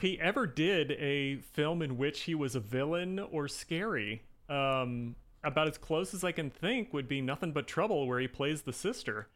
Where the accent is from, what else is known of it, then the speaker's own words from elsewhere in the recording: Indiana, United States; I'm from Indiana